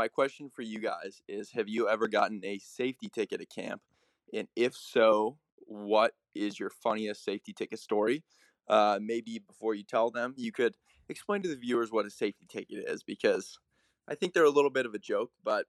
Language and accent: English; Colorado, United States; moved away; also born or lived in Springfield, Missouri; I'm from Colorado, but I'm currently in Springfield, Missouri.